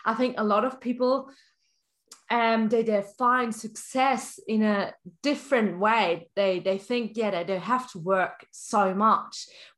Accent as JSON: {"language": "English", "country": "Germany", "said": "I come from Germany"}